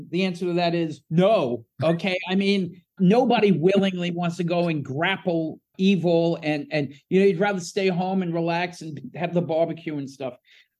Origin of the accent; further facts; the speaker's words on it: New Jersey, United States; Yeah, I'm from Jersey